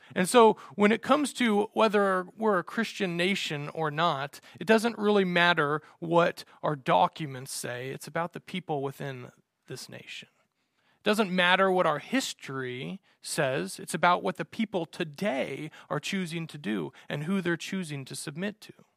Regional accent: United States; I love being an American and living in America

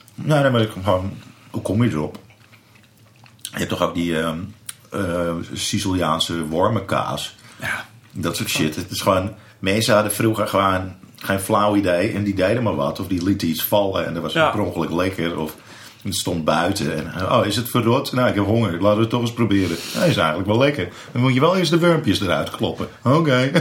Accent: Amsterdam, North Holland, Netherlands; dat ik uit Amsterdam kwam

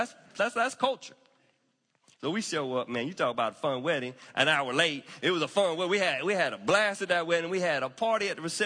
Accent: the South, United States; I grew up in the South where, at least in white culture, you had to be on time at a wedding.

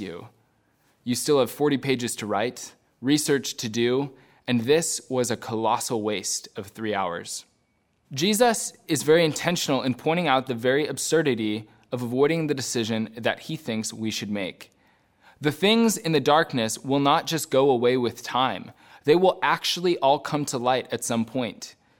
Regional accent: United States; also born or lived in Belfast countryside, Northern Ireland; As an American

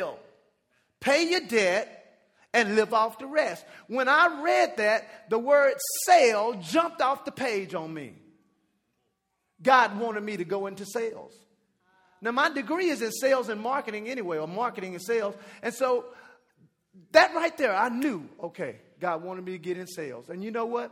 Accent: Dallas, Texas, United States; also born or lived in Jamaica; I'm from Dallas

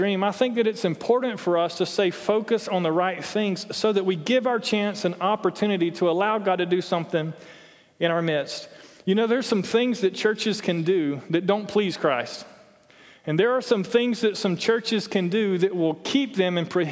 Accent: Toccoa, Georgia, United States; I'm from Toccoa

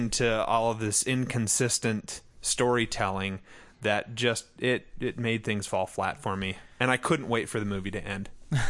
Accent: United States; I'm from America.

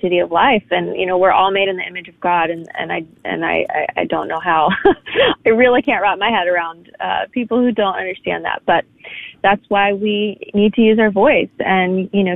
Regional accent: New York, United States; I was born in Manhattan. That's kind of my home

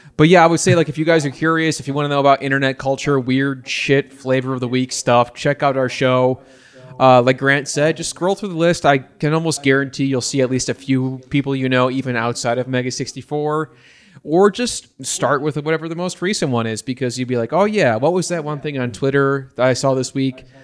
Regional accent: Batavia, Illinois, United States; my hometown of, uh, Batavia, Illinois

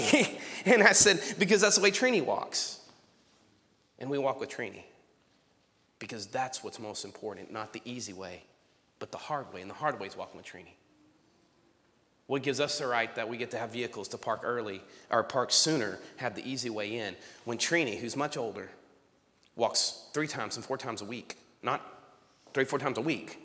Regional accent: Strawn, Texas, United States; I grew up in Strawn

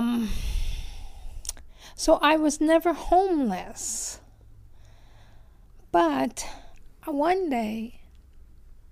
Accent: Chestertown, Maryland, United States; also born or lived in California; now in Santa Monica, United States; I'm from Chestertown, Maryland. Came out here in 51, so I consider myself a Californian

